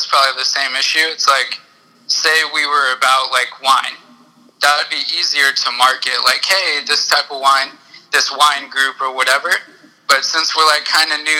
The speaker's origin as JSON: {"language": "English", "town": "Long Beach", "region": "California", "country": "United States", "also_born_or_lived": "Orange County", "lives_now": "Claremont, United States", "said": "I'm from Long Beach"}